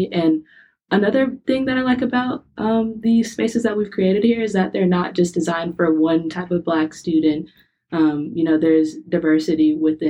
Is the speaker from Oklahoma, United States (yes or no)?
no; Charlotte, North Carolina, United States; I'm a sophomore from Charlotte, North Carolina